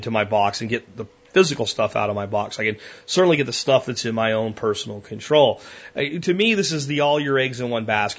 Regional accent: Florida, United States; moved away; also born or lived in Pennsylvania; when I grew up in Florida before we moved to Pennsylvania

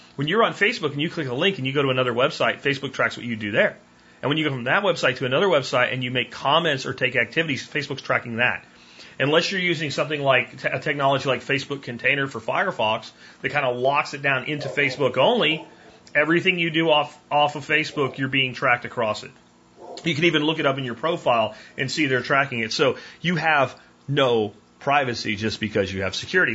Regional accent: Pennsylvania, United States; where I grew up in Pennsylvania, we had about a quarter acre garden

